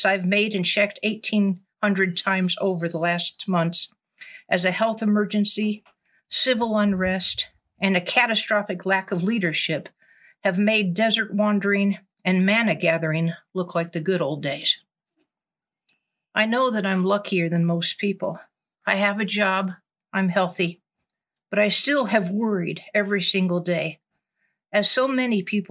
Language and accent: English; Wyoming, United States; I'm from Wyoming, and because I'm a camp wrangler, people often assume I grew up on a ranch, which wasn't the case at all. My mother was a kindergarten teacher. We lived in town